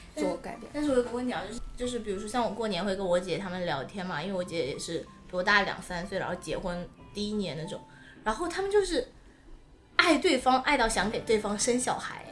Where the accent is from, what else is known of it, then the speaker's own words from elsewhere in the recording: Jinhua, Zhejiang, China; 我是金华人